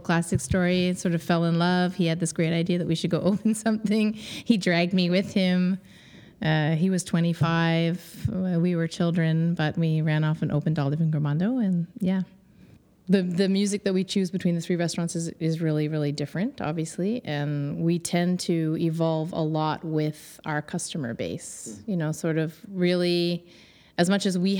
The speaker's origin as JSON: {"language": "English", "town": "Kingston", "region": "Ontario", "country": "Canada", "tie": "born or raised there", "moved": "as an adult", "lives_now": "Montreal, Canada", "said": "I grew up in Ontario. I'm from Kingston, Ontario, a little small town"}